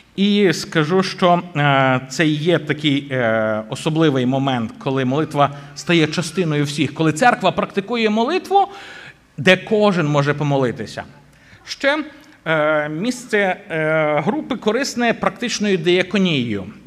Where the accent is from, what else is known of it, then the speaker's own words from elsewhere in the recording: Boryslav, Lviv Oblast, Ukraine; моя рідна церква, звідки я родом в Бориславі